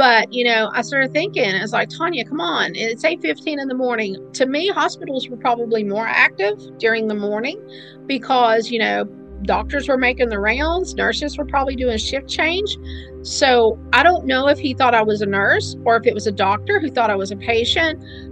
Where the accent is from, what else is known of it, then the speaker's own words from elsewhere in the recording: Kentucky side, United States; also born or lived in Williamson, West Virginia; I was born in West Virginia, but I was raised on the Kentucky side.